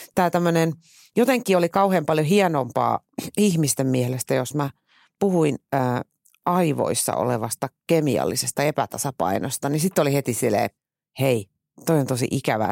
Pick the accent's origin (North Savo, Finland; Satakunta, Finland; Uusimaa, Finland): Uusimaa, Finland; Tuusula; moved away; mä muutin Tuusulasta maalta käytännössä kaupunkiin